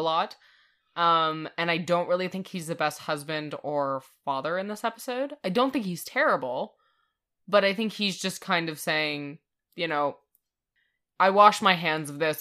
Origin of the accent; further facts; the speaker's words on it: Canada; we're Canadian.